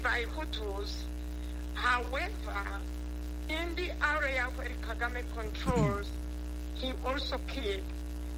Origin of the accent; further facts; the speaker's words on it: Rwanda; accent: Rwandan; now in United States; I am from Rwanda